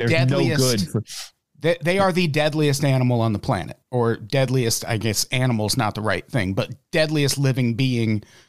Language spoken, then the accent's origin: English; Midwest, United States; now in California, United States; I'm from the Midwest